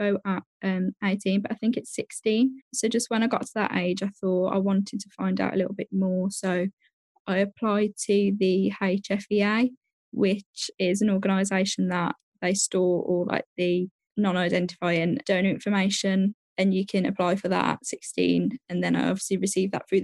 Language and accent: English; Birmingham, West Midlands, United Kingdom; I'm 22, and I'm from Birmingham in the UK.